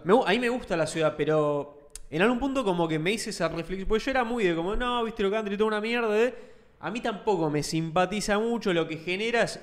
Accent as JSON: {"language": "Spanish", "country": "Argentina", "said": "soy argentino también"}